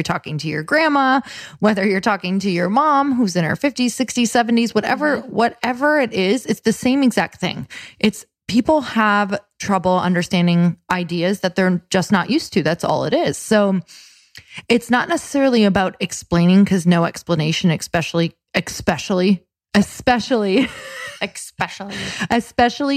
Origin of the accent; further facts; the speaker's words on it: Midwest, United States; moved away; I am from the Midwest